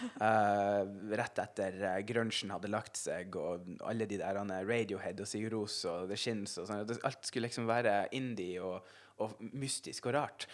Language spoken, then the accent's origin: Norwegian; Senja, Troms, Norway; also born or lived in Finnsnes; jeg vokste opp uh, på Senja uh, og gikk videregående på Finnsnes